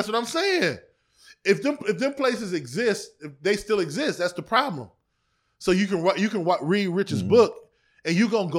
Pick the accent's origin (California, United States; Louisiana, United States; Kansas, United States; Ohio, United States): Ohio, United States; East Cleveland; I grew up in East Cleveland in the 90s and it was the murder capital of the world from 94 to 95